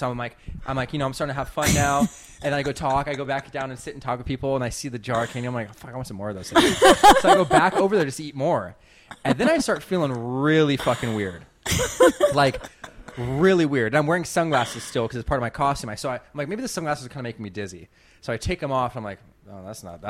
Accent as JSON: {"language": "English", "town": "San Diego", "region": "California", "country": "United States", "tie": "born or raised there", "also_born_or_lived": "Hilo, Hawaii", "moved": "as an adult", "lives_now": "Studio City, United States"}